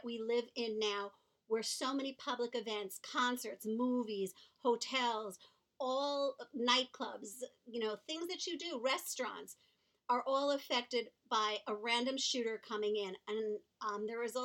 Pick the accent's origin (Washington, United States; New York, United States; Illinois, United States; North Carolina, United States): New York, United States; New York City; also born or lived in Long Beach, Long Island, New York; Growing up in Manhattan, I went to private school, and then I moved to Long Beach, Long Island, which is also a city. I went to public school there